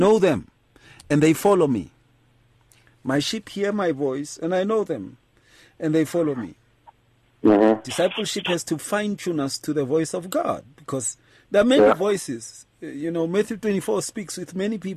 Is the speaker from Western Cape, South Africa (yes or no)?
no; Atteridgeville, Gauteng, South Africa; I grew up in Atrichville